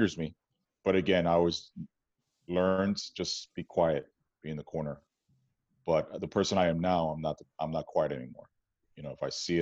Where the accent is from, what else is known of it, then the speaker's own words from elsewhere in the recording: New York City, New York, United States; moved away as an adult; now in Oakland, United States; growing up in New York City, Washington Heights, predominantly Dominican and Jewish neighborhood